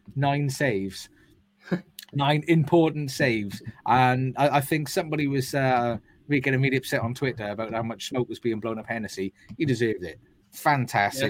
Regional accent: Wales, United Kingdom; as a Welshman

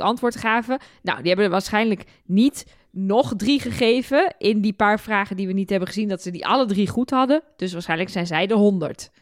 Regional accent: Twente, Overijssel, Netherlands; ik kom uit Twente.

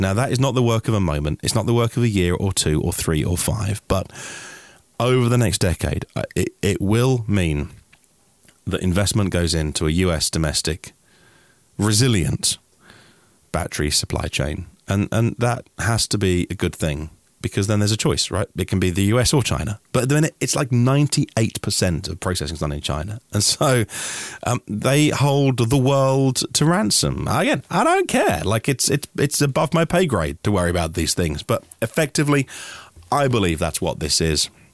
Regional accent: United Kingdom; I'm just a British guy

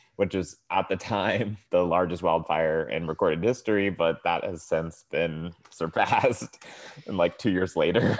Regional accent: Tracy, California, United States; now in Oakland, United States; originally I'm from the Central Valley in California. It's a small town called Tracy.

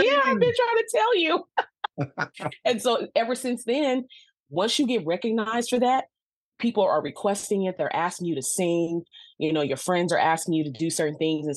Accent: Los Angeles, California, United States; Growing up in Los Angeles

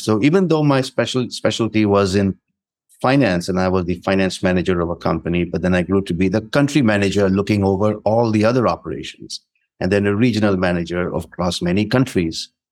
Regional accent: India; moved away as an adult; also born or lived in North India / South India / French-speaking Africa; the environment I grew up in in India

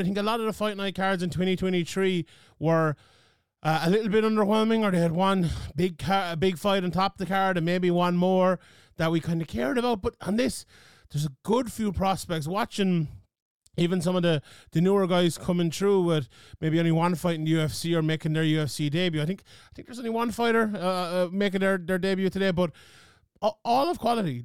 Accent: Ireland; my home country of Ireland

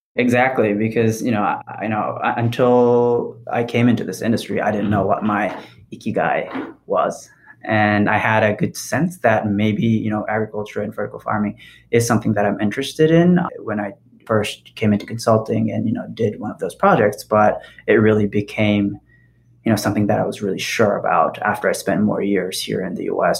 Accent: Japan; also born or lived in Paris, France; now in Bay Area, United States; as a kid growing up in Japan

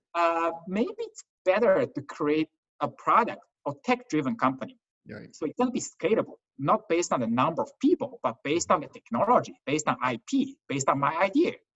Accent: Qingdao, Shandong, China; moved away; I was born in China, a town called Qingdao.

